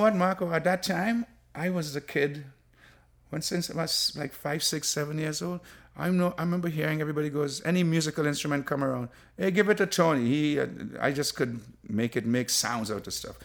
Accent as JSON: {"language": "English", "country": "Trinidad & Tobago", "tie": "born or raised there", "moved": "yes", "said": "growing up in Trinidad"}